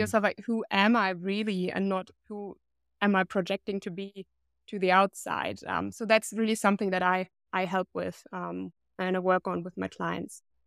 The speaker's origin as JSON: {"language": "English", "country": "Germany", "tie": "born or raised there", "said": "based here in my hometown"}